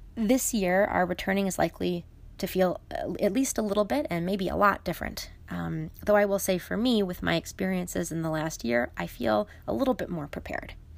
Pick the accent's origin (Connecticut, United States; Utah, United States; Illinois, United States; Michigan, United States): Illinois, United States; Chicago; my hometown in Chicago